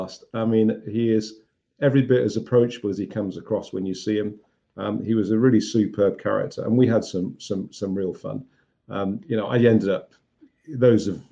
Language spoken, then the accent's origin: English; Birmingham, West Midlands, United Kingdom; I went back to my hometown of Birmingham